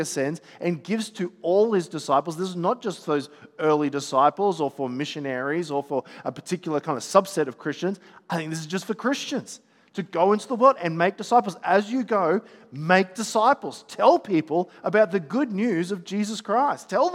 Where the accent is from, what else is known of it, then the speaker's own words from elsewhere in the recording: Gold Coast, Queensland, Australia; I'm from the Gold Coast